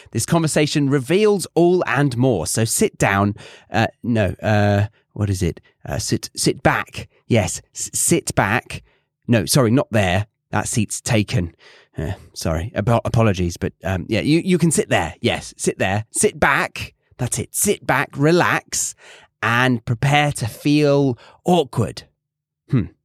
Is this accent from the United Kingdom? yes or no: yes; United Kingdom; so basically, I'm really British because I don't like strangers that I don't like coming to my door and assuming that I'm going to spend time with them.